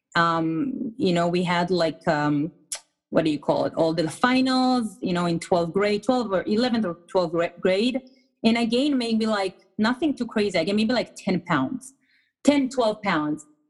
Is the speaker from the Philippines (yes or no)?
no; Israel; English is a second language; moved away as an adult; now in United States; I was born and raised in Israel. I moved to the States about 12 to 13 years ago